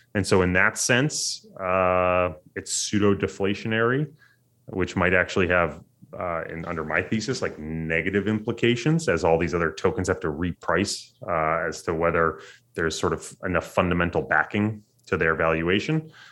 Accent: United States; as an American

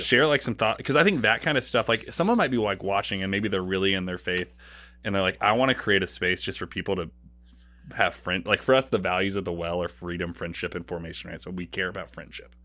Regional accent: Portland, Oregon, United States; moved away as an adult; also born or lived in Saint Louis; I grew up in Oregon

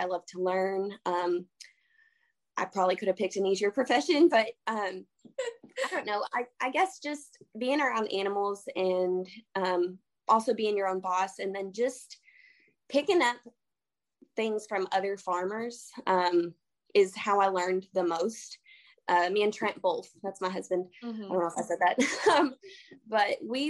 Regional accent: Kentucky, United States; I'm from Kentucky

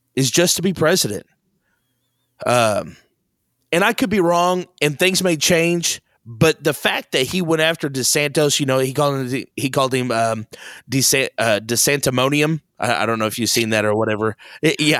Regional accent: Missouri, United States; we're from Missouri

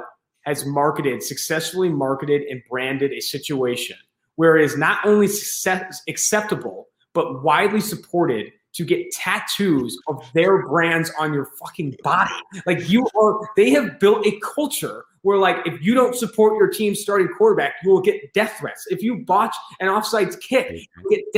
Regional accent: Oakland, California, United States; also born or lived in San Diego; I'm from Oakland, California. I had season tickets with my dad for the Raiders since I was like 13 years old.

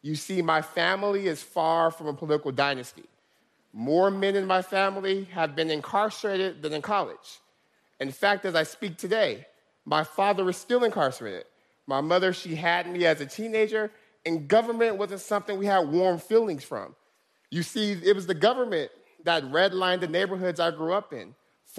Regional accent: Stockton, California, United States; Stockton's my hometown

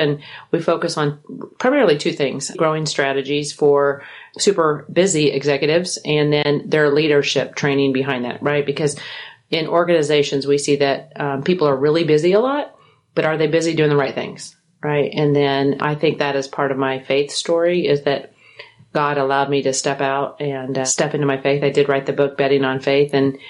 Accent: Kansas, United States; also born or lived in St. Louis, Missouri / Las Vegas, Nevada; now in Brandon, Mississippi, United States; how did you move from Vegas to Mississippi? And I said, well, what if I said that I'm originally from Kansas?

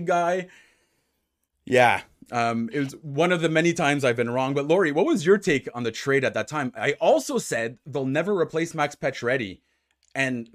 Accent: Ottawa, Ontario, Canada; moved away as an adult; now in Montreal, Canada; I'm from Ottawa, so which is obviously in Ontario

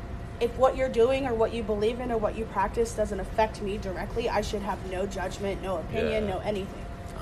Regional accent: Philadelphia, Pennsylvania, United States; I'm from Roxborough.

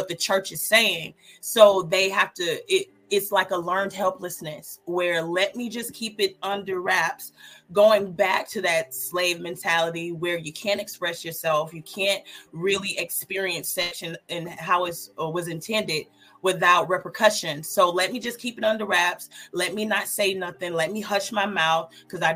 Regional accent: Georgia, United States; I'm from the South. I'm from actually born and raised in Georgia.

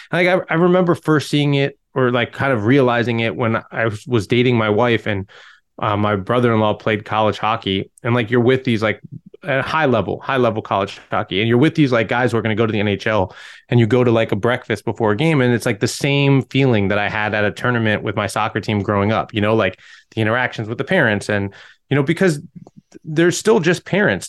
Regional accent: Fort Belvoir, Virginia, United States; I grew up near Fort Belvoir in Virginia

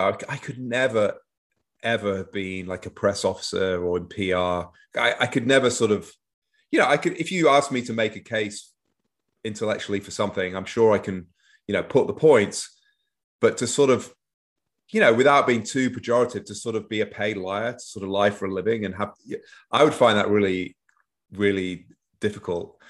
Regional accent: Manchester, North West England, United Kingdom; moved away as an adult; now in Northern Virginia, United States; grew up in Manchester, northwest of England, mostly

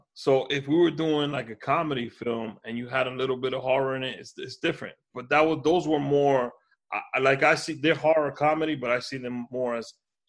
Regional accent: New York City, New York, United States; also born or lived in Washington Heights; I grew up in Harlem. I'm from Washington Heights, and I grew up in Harlem.

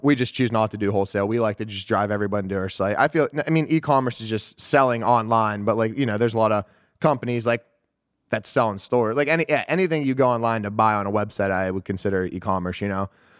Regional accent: Pittsburgh, Pennsylvania, United States; So I grew up in Pittsburgh, Pennsylvania. I was born and raised there.

